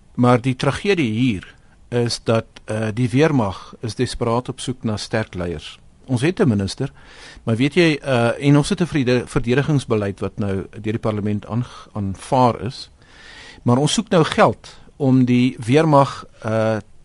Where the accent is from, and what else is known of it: South Africa